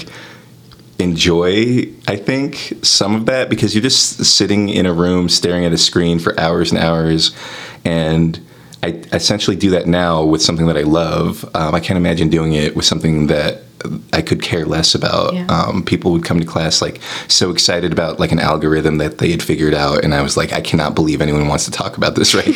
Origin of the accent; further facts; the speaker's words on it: Covington, Kentucky, United States; moved away as an adult; also born or lived in California; now in Chicago, United States; moving from California to the part of Kentucky that I'm from